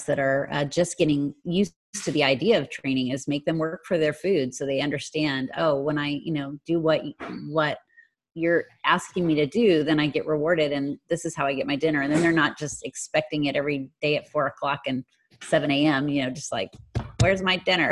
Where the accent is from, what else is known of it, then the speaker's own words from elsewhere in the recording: Houston, Texas, United States; now in Pflugerville, United States; they are in the Houston area. And that was my hometown